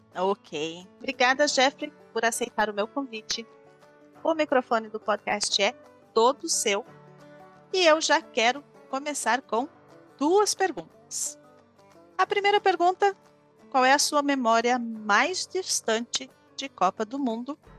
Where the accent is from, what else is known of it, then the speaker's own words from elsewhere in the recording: Brazil; como brasileira